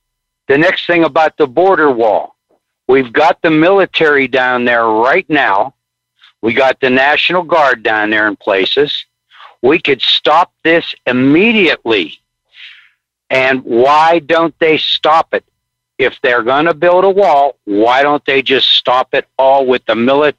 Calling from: Pittsburgh, Pennsylvania, United States; I'm calling from Pittsburgh, PA.

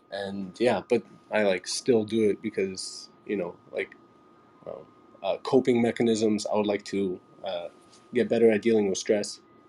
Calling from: Toronto, Ontario, Canada; I'm coming here from Toronto as well.

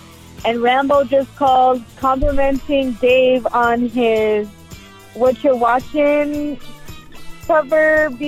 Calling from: Monrovia, California, United States; I'm calling from Monrovia, California.

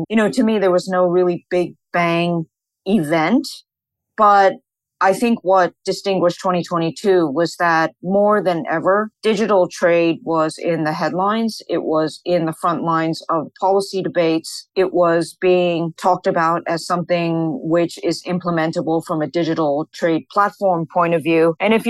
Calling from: Hong Kong; I'm speaking from Hong Kong, but I'm actually based in Singapore

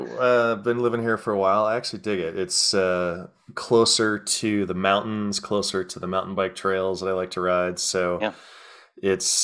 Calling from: Arvada, Colorado, United States; I am in a little outskirts of Denver called Arvada, Colorado, between Golden and Denver.

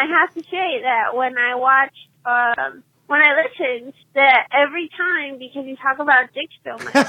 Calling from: California, United States; I'm from California

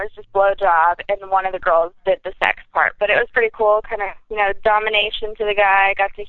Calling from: Los Angeles, California, United States; Hello, this is … calling from the beautiful LA.

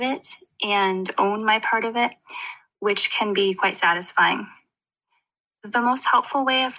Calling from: Winnipeg, Manitoba, Canada; I'm calling from Winnipeg, Manitoba.

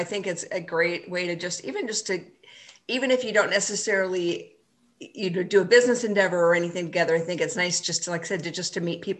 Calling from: St. Cloud, Minnesota, United States; I am in St. Cloud, Minnesota. So it's a balmy, I don't know, 30 degrees here in Minnesota today.

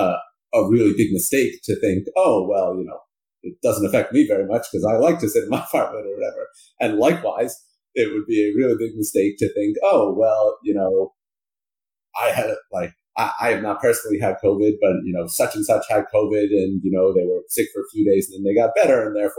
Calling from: New Haven, Connecticut, United States; I'm calling from New Haven, Connecticut, where I live.

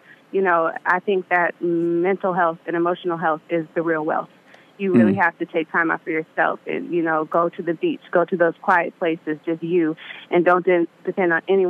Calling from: Vallejo, California, United States; From Vallejo, the Bay Area.

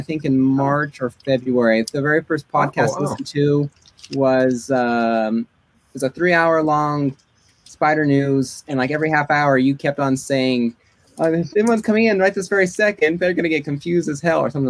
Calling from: Monte Vista, Colorado, United States; Monta Vista, Colorado.

